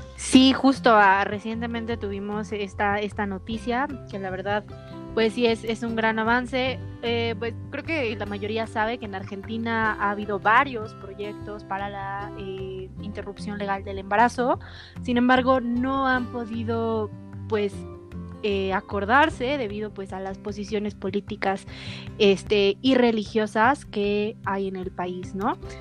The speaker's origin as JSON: {"language": "Spanish", "region": "Mexico City", "country": "Mexico", "said": "nosotros que eh, somos de la Ciudad de México"}